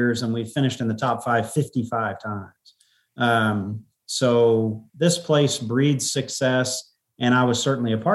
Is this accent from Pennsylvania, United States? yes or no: no; College Station, Texas, United States; moved away; I grew up in College Station.